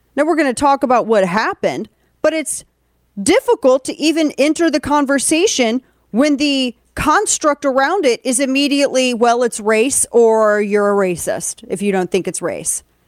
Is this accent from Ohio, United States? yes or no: no; St. Louis, Missouri, United States; moved away; Kane and I are both from St. Louis.